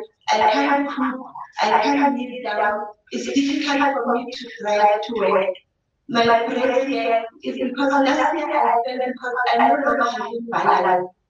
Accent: South Africa; I come from South Africa.

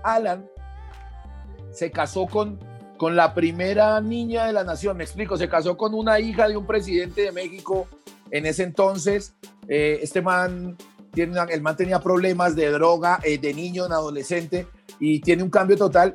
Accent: Bogotá, Colombia; also born or lived in Pereira; en una, en una eh, localidad muy grande de Bogotá, que fue donde vivimos, que es la localidad de Engativá

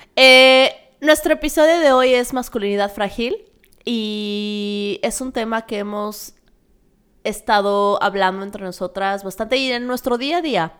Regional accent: Mexico; moved away; como mexicana, cuando hablo de México y hablo en general de mi cultura

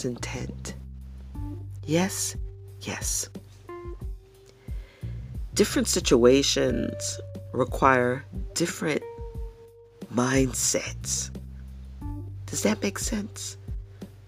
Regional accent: New York City, New York, United States; now in Tennessee, United States; I was born and raised in the Bronx

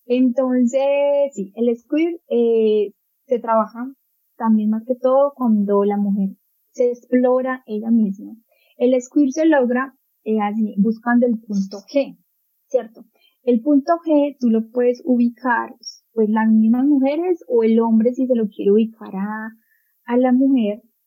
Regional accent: Colombia; aquí en mi país, Colombia

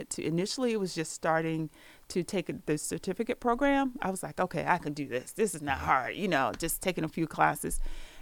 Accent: Virginia, United States; now in Prince George's County, Maryland, United States; I'm originally from Virginia, but I reside here in Prince George's County

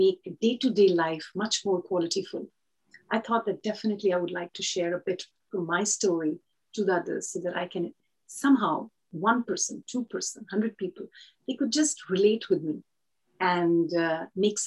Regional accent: India; I come from India

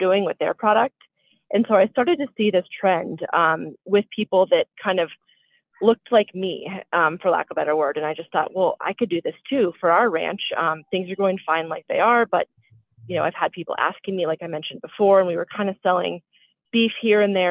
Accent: Colorado, United States; also born or lived in Connecticut; I grew up in Colorado with horses

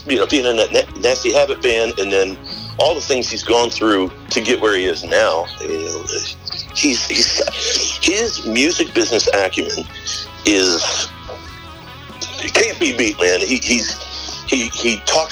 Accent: Clinton, Maryland, United States; I grew up in Clinton, so. And I went to Surrattsville.

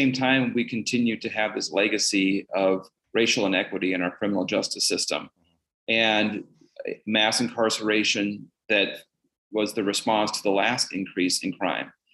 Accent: Bemidji, Minnesota, United States; moved away as an adult; now in Golden Valley, United States; I was born and raised in Bemidji.

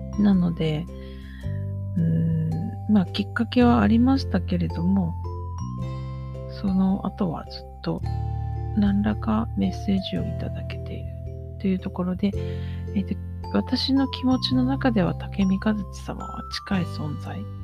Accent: Osaka, Japan; now in Nara, Japan; 私大阪で生まれて今奈良に住んでいるんですね。

